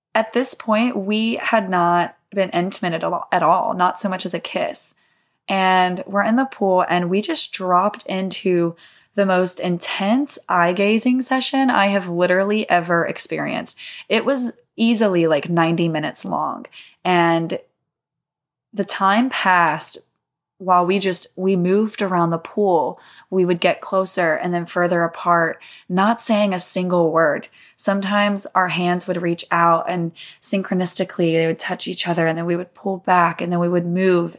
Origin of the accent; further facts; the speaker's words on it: Mississippi, United States; I grew up in the South, um, in Mississippi